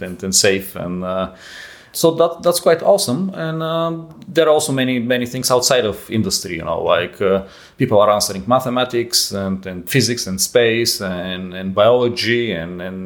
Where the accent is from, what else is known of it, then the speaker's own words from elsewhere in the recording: Bulgaria; moved away; also born or lived in Netherlands; I'm from Europe. I was born in Bulgaria and I started in the Netherlands